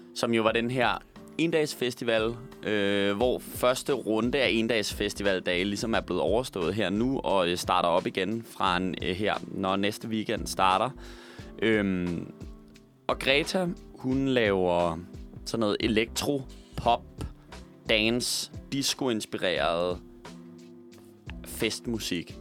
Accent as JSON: {"language": "Danish", "town": "Roskilde", "region": "Zealand", "country": "Denmark", "said": "jeg kommer fra Roskilde"}